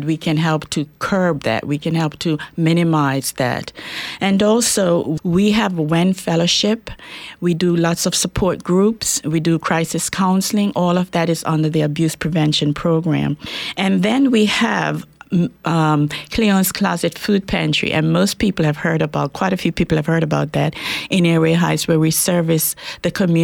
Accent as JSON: {"language": "English", "country": "Bermuda", "tie": "born or raised there", "also_born_or_lived": "Jamaica", "moved": "yes", "lives_now": "Spokane, United States", "said": "I was born in Jamaica, West Indies, but grew up in Bermuda. And I lived in Bermuda for quite a while, went to school there. So that's where I was brought up."}